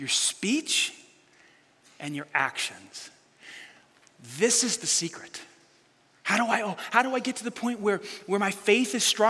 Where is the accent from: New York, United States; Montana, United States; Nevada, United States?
New York, United States; New York City; I grew up in New York City